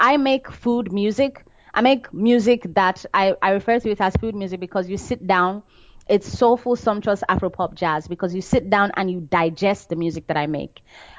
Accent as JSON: {"language": "English", "country": "Nigeria", "said": "we are not as bad as that, because we still have a variety of cultures and we still want to sound original in Nigeria."}